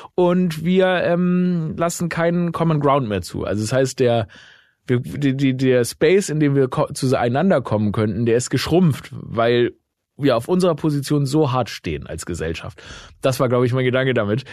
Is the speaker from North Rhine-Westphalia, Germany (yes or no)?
no; Stuttgart, Baden-Württemberg, Germany; meine Heimat, ne, Stuttgart